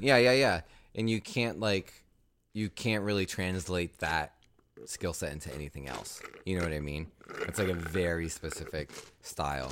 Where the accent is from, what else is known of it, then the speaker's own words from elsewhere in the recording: the South, United States; now in New York, United States; I'm from the South, but I, like, I never really identified with the South